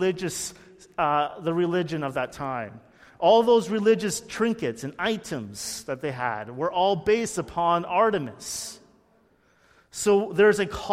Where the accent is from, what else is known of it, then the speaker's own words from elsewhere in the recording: Burlington, Ontario, Canada; I grew up in Burlington, very close to Hamilton